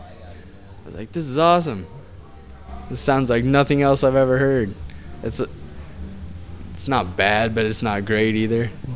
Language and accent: English; Denver, Colorado, United States; We're from Denver.